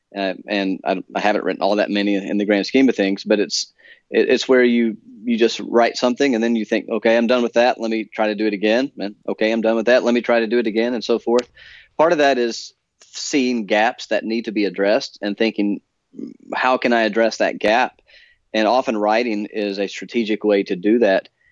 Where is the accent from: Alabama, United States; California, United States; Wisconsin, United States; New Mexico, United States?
Alabama, United States; moved away as an adult; also born or lived in Edinburgh, Scotland; now in Philadelphia, United States; I grew up in Alabama